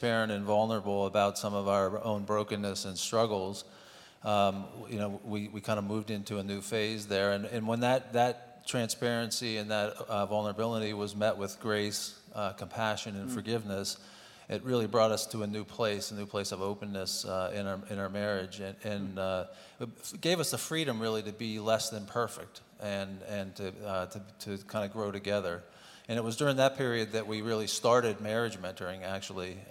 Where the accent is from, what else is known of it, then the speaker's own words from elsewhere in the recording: Pittsburgh, Pennsylvania, United States; moved away; Pittsburgh, my hometown.